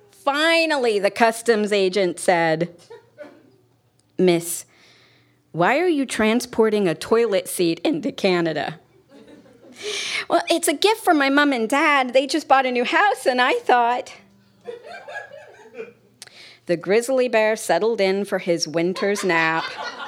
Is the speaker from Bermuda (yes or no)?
no; United Kingdom; I did ask about it once, which was a mistake because we're British.